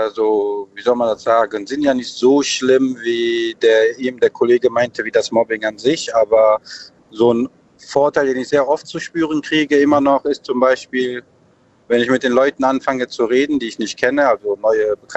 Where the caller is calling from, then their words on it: Cologne, North Rhine-Westphalia, Germany; Ja, ich komme hier bei köln Overrad.